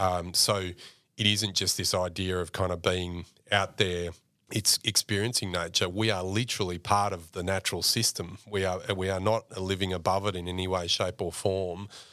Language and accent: English; Mildura, Victoria, Australia; accent: Australian; I mentioned growing up on, on, on the billabong in, in Mildura